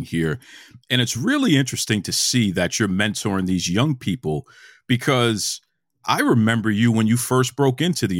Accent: Boston, Massachusetts, United States; I'm from Boston. Born and raised

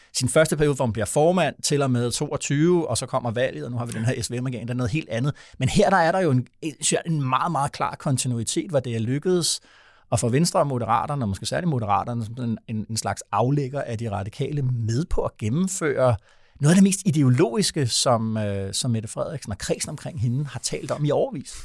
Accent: Vordingborg, Zealand, Denmark; moved away; der, hvor jeg kommer fra oprindeligt, nede fra Vordingborg

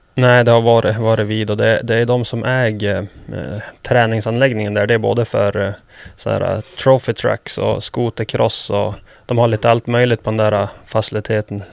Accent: Sweden; moved away as an adult; now in United States; Här hemma i Sverige

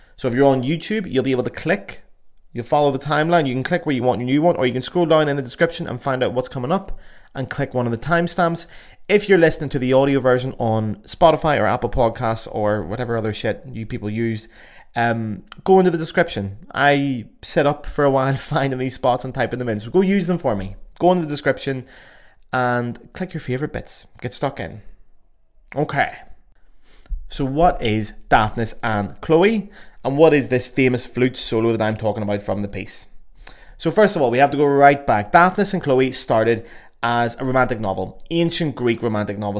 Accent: Belfast, Northern Ireland, United Kingdom; accent: Belfast; my beautiful Belfast accent

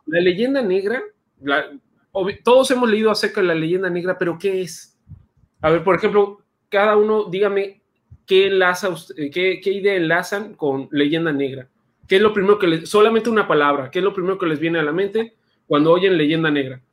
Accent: San Luis Potosí, Mexico; now in Yucatán, Mexico; yo soy de San Luis Potosí

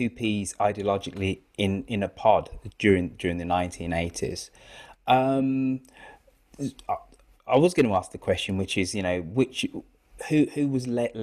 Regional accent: United Kingdom; as one Brit to another

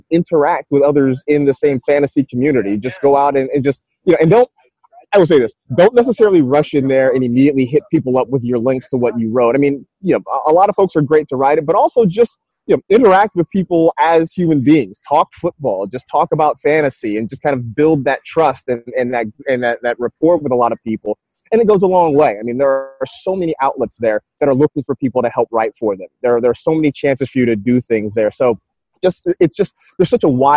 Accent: San Francisco, California, United States; I grew up kind of in the San Francisco area

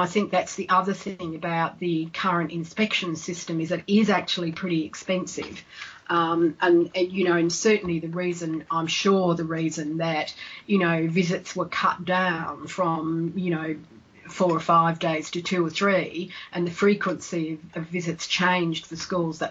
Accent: Australia; now in United Kingdom; I'm Australian

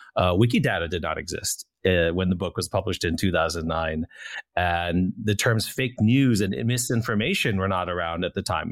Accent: United States; being an American

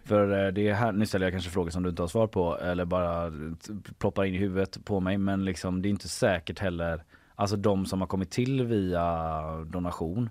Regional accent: Gothenburg, Västra Götaland, Sweden; jag är göteborgare

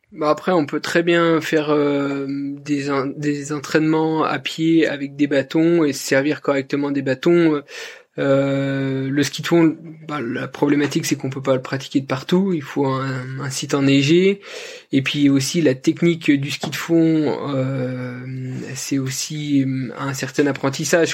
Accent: Jura Mountains, France; je suis originaire du, massif du Jura.

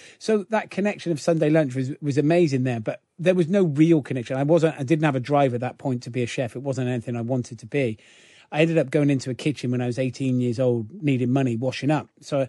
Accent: Gloucester, South West England, United Kingdom; I grew up in Gloucester, in the centre of Gloucester, single parent family.

